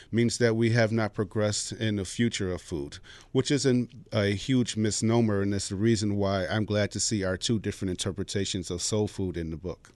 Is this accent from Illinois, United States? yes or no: yes; Chicago, Illinois, United States; I'm from the south side of Chicago